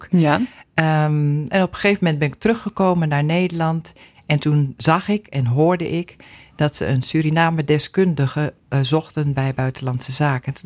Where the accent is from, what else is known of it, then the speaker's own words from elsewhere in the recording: Sudan; now in Netherlands; Ik kom uit Soedan. Ja. En eh, ja, de gemiddelde temperatuur is daar toch wel zo'n 35 graden.